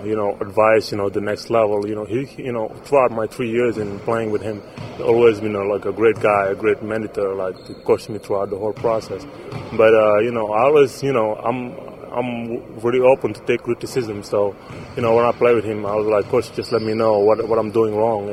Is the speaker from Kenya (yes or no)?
no; Senegal; moved away; I'm from Senegal. You know, I grew up playing soccer and stuff.